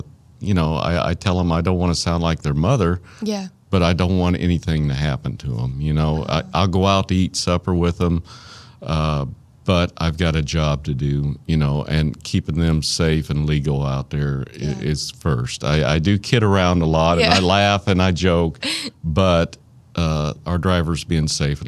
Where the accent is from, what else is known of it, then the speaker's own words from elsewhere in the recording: Arkansas, United States; accent: Arkansas; There's my Arkansas accent.